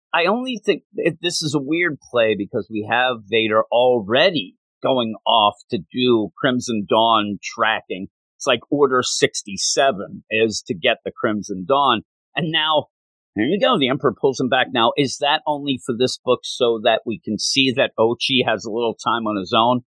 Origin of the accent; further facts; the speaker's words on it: Quakertown, Pennsylvania, United States; we moved to where we ended up really growing up in Quakertown